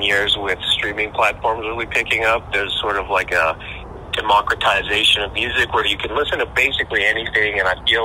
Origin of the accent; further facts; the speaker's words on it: Edmonton, Alberta, Canada; we're from Edmonton